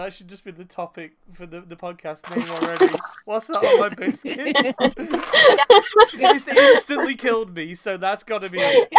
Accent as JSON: {"language": "English", "country": "United Kingdom", "said": "we're all British."}